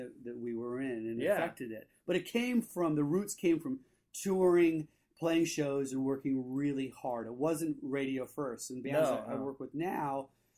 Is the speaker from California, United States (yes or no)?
yes; Saratoga, California, United States; also born or lived in San Diego; now in Los Angeles, United States; I grew up in Saratoga, which is, it's sister city to Los Gatos, which is by San Jose, Northern